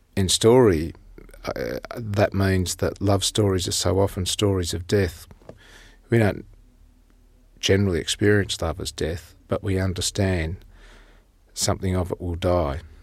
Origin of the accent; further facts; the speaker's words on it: Tasmania, Australia; our village where I was born in Tasmania